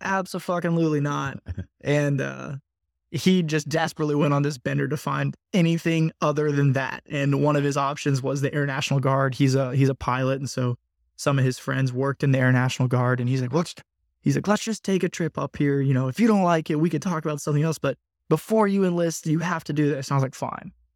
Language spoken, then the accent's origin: English; Purcellville, Virginia, United States; I actually grew up in Percival, Virginia, which isn't too far, uh, from Loudoun County